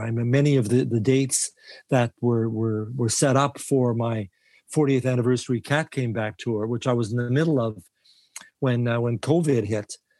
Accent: Winnipeg, Manitoba, Canada; I was born and raised in Winnipeg.

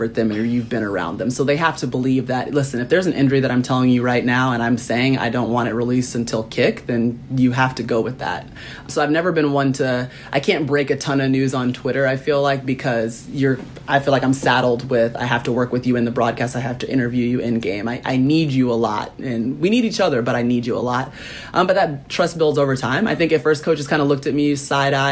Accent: Atlanta, Georgia, United States; it's in my hometown

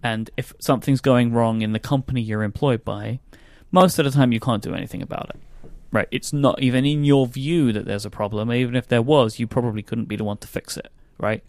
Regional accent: London, United Kingdom; I'm a Londoner

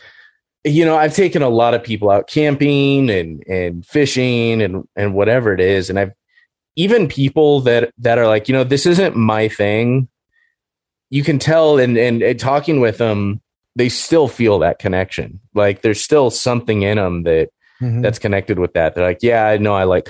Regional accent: Orange County, Southern California, United States; I grew up in Orange County and our house wasn't that far from the freeway

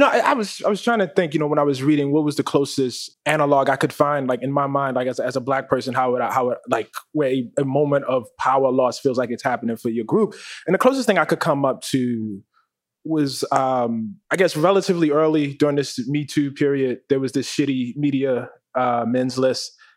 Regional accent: Baltimore, Maryland, United States; when I was a kid growing up in West Baltimore

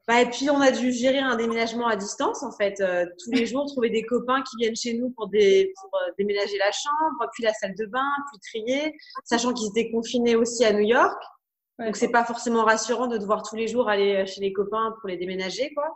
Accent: France; je suis française

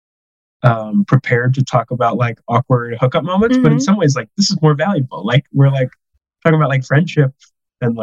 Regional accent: Long Island, New York, United States; moved away; also born or lived in Scotland; I grew up on Long Island

